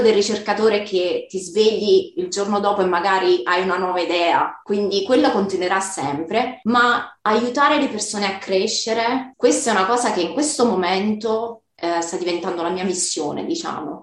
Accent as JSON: {"language": "Italian", "country": "Italy", "first_language": "Italian", "moved": "as an adult", "lives_now": "Brisbane, Australia"}